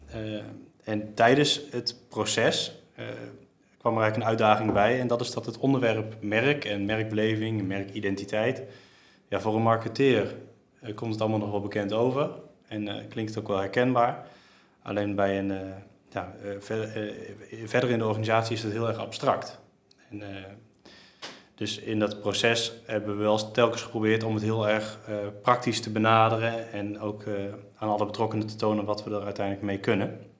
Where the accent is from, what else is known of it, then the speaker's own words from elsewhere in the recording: Geldermalsen, Gelderland, Netherlands; ik kom dus kom uit Geldermalsen. Ik woon heel mijn leven al hier.